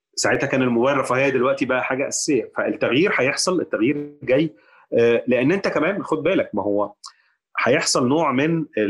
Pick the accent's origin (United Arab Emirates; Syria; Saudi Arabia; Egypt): Egypt; احنا كمصريين